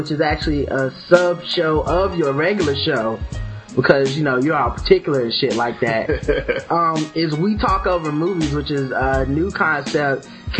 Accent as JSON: {"language": "English", "region": "the South", "country": "United States", "said": "no matter how it sounds like I'm pronouncing it because I'm from the South."}